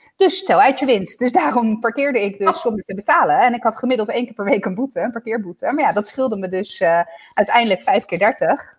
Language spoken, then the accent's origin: Dutch; Italy; now in Netherlands; ik ben een Italiaan in Nederland.